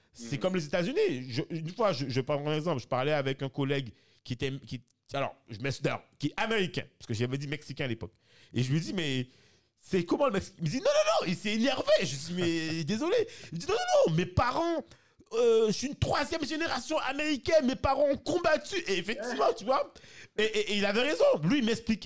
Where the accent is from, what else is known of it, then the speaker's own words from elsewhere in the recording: France; moved away as an adult; on a grandi en France